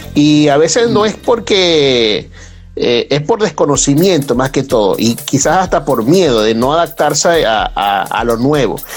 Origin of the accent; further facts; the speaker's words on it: Venezuela; moved away; nosotros como venezolanos que hemos estado eh, prácticamente en, todas las partes del mundo